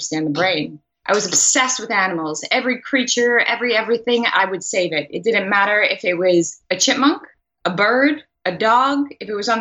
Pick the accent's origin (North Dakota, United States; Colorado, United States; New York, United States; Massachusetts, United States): New York, United States; New York City; also born or lived in Long Island, New York; I grew up in Queens, New York